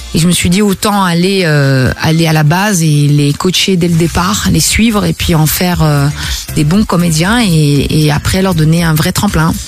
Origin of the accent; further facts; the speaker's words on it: Belgium; also born or lived in Brussels; réside chez moi en Belgique pour la première fois